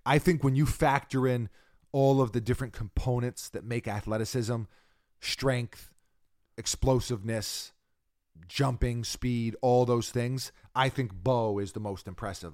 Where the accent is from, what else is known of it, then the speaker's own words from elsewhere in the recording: New York, United States; As a New Yorker